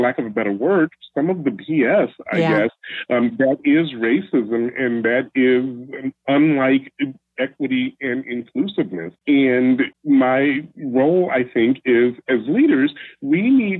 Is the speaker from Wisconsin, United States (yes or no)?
no; Chicago, Illinois, United States; now in Seattle, United States; I'm originally from Chicago, but I live in Seattle.